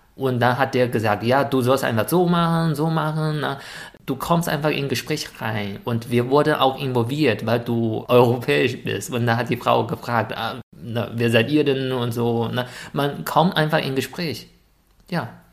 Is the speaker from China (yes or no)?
yes; China; German is a second language; moved away; als Chinese